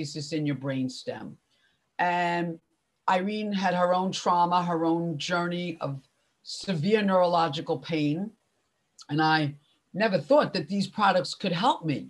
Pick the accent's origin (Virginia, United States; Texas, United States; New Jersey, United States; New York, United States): New York, United States; Long Island; also born or lived in Spain; I'm from New York, everyone, if you can't tell by my accent, Long Island to be specific